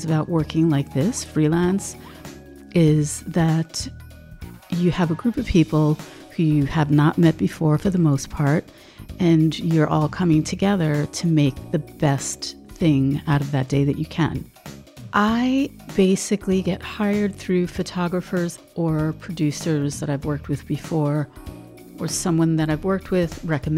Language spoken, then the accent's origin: English; New York City, New York, United States; in my home growing up in Brooklyn